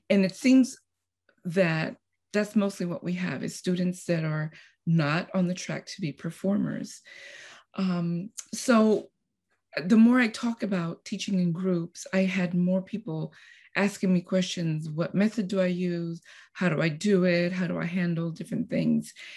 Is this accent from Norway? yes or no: no; Costa Rica; now in Texas, United States; I'm originally from Costa Rica, and I moved to United States, Texas, uh, about thirty-five years ago.